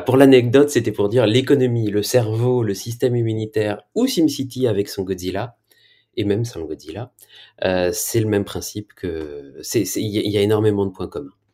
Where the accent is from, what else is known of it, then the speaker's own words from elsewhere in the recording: France; Je viens de France